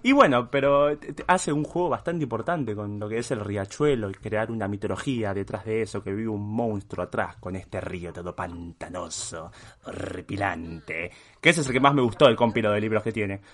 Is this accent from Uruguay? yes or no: yes; Uruguay; also born or lived in Switzerland; yo soy uruguayo